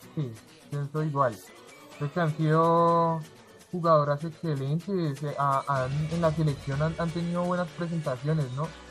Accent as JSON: {"language": "Spanish", "country": "Colombia", "said": "como todo colombiano"}